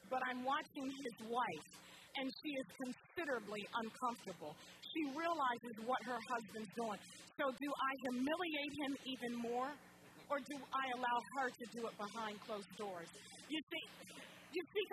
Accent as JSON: {"language": "English", "region": "New Jersey", "country": "United States", "moved": "yes", "lives_now": "Olean, United States", "said": "I'm from New Jersey originally. But I live in upstate New York, and that's where my mother and father were raised"}